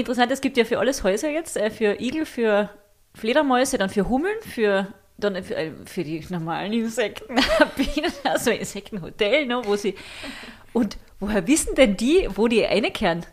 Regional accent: Völkermarkt, Carinthia, Austria; wir sind in Völkermarkt aufgewachsen und da in einem kleinen Ort daneben

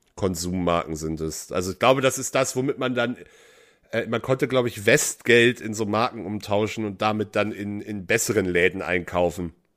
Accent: West Germany, Germany; Als, als Westdeutscher

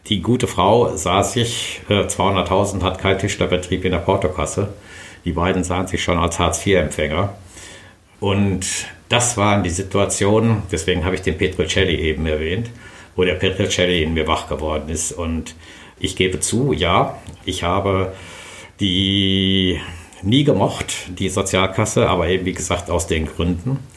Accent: Brilon, North Rhine-Westphalia, Germany; Ich bin äh, aufgewachsen

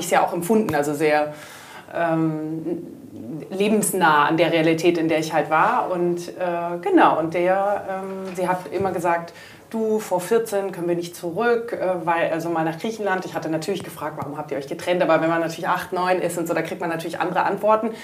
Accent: Munich, Bavaria, Germany; moved away as an adult; also born or lived in Athens, Greece; meine Mutter ist dann ähm, nach München zurück. Da ist so die, ähm, ich sag mal, der deutsche Teil der Ursprungsfamilie ähm, mhm. ist in, in München und dort bin ich dann relativ behütet äh, groß geworden

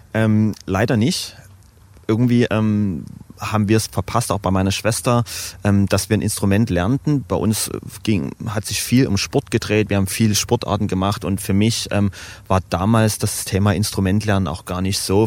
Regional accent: Dresden, Saxony, Germany; ich bin geboren, aufgewachsen, nie weggezogen

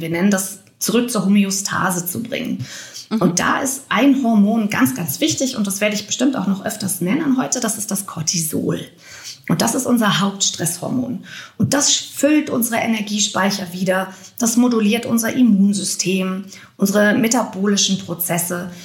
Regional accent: Germany; hier bei uns in Deutschland

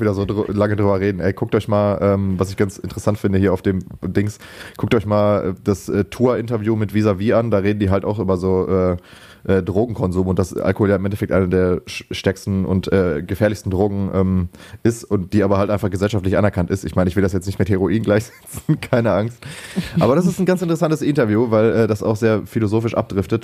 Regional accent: Lünen, North Rhine-Westphalia, Germany; moved away as an adult; now in Bochum, Germany; bei uns in Lünen hieß das halt EPH.

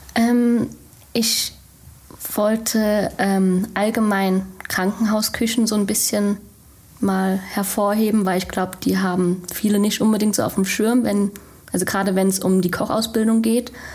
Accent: Frankfurt, Germany; moved away as an adult; now in Bochum, Germany; komme ursprünglich aus Frankfurt und lebe jetzt seit der Ausbildung in Bochum

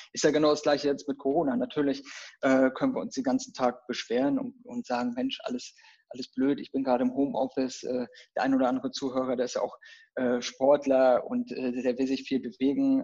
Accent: Rostock, Mecklenburg-Vorpommern, Germany; now in Berlin, Germany; ich komme ja so ursprünglich, bevor ich nach Berlin gezogen bin, äh, komme ich so aus dem Norden, von der Küste, Rostock, so die Region.

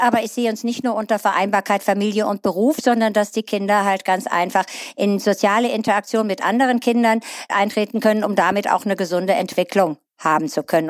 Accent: Eifel, Germany; hier bei uns in der Eifel, in den dünn besiedelten Regionen

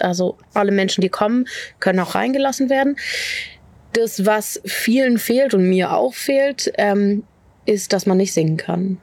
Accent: Berlin, Germany; moved away as an adult; now in Dorfmark, Germany; Ich bin in Berlin groß geworden

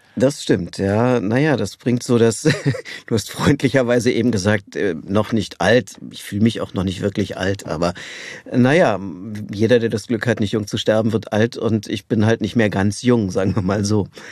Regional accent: Berlin, Germany; also born or lived in Tegernsee, Bavaria; ich bin in Berlin aufgewachsen

